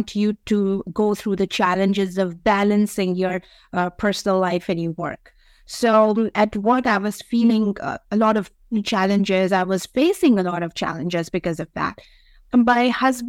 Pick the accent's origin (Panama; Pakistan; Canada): Pakistan; being a Pakistani woman